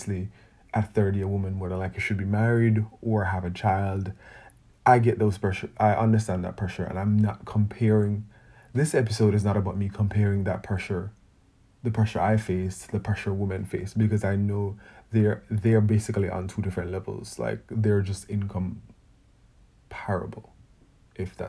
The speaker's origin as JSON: {"language": "English", "country": "Jamaica", "tie": "born or raised there", "said": "I feel like I grew up in Jamaica"}